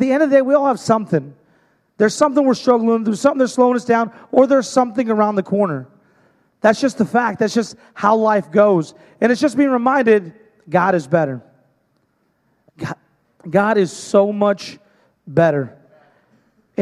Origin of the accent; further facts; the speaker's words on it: Hermiston, Oregon, United States; I'm from Hermiston, Oregon.